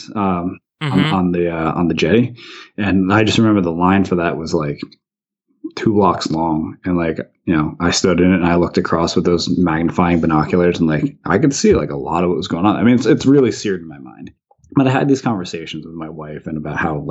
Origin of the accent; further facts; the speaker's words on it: New Jersey, United States; I grew up in New Jersey